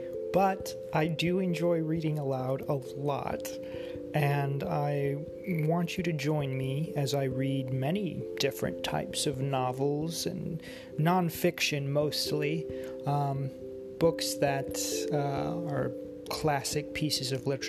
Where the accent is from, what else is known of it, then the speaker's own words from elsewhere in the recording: United States; I'm actually an American, believe it or not